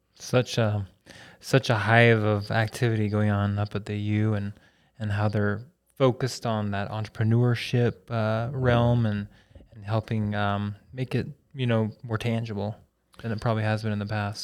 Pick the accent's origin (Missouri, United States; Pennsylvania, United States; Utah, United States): Utah, United States; Logan; I'm from Logan originally